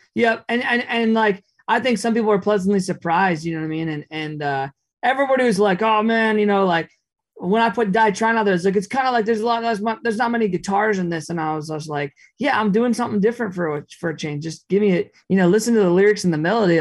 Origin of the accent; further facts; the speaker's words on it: Minneapolis, Minnesota, United States; I grew up in Minneapolis